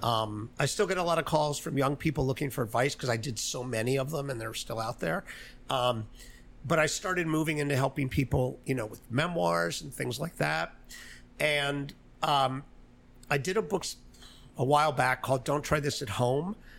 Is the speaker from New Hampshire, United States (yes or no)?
no; Miami, Florida, United States; moved away; also born or lived in New York; I was born in New York. I was in Florida though, in Miami. Uh, I went to high school down the street here.